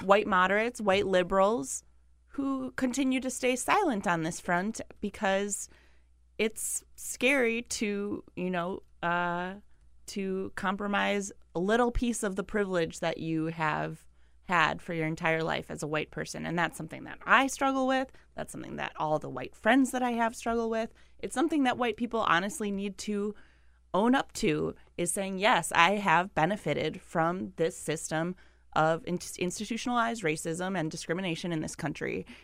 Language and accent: English; Milwaukee, Wisconsin, United States; I'm from Milwaukee